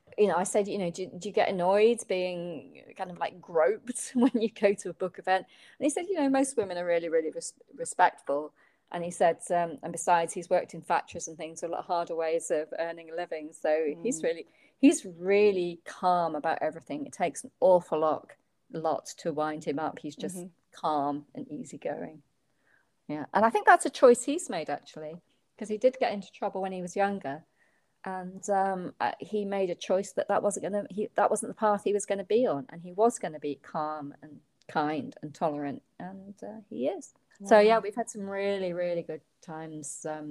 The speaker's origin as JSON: {"language": "English", "country": "United Kingdom", "said": "I was being very British"}